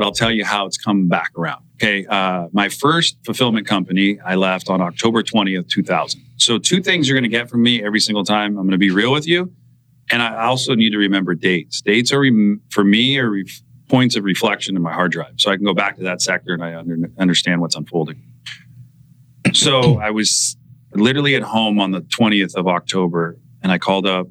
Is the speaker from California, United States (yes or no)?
yes; Santa Cruz, California, United States; We're both from Santa Cruz